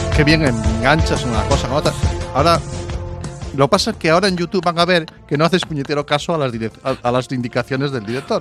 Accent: Zarautz, Basque Country, Spain; moved away; mi infancia, nuestra infancia fue en el Cantábrico, en Zarauz

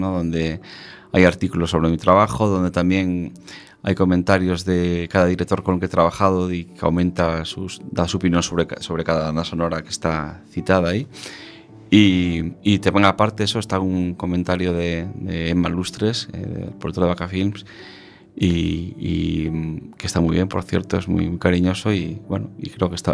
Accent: A Coruña, Galicia, Spain; born there; moved away as an adult; also born or lived in Barcelona / Madrid; Sí, estuve, nací en Coruña, pero llevo ya 20 años, he estado 20 años fuera de Galicia, estuve 10 años en Barcelona estudiando y después he estado otros 10 en Madrid y llevo aquí 7 años.

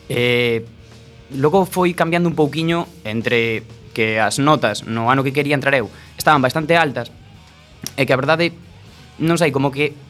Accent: A Coruña, Galicia, Spain; eu son daqui, da Coruña, concretamente de Iris.

